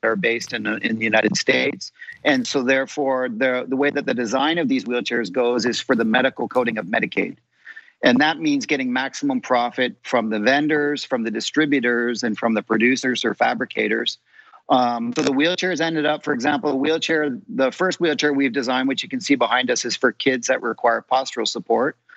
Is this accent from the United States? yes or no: no; Canada; I'm a Canadian occupational therapist